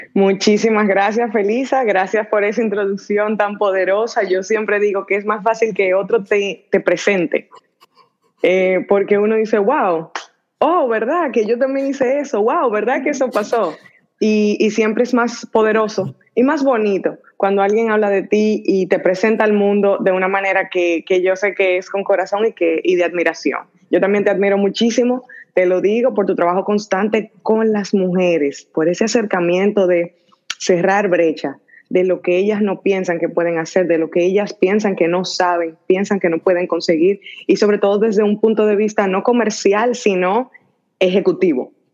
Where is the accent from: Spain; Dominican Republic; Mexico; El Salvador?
Dominican Republic; moved away as an adult; also born or lived in Washington, D.C., United States / Silicon Valley, United States; now in United States; estudié, crecí en República Dominicana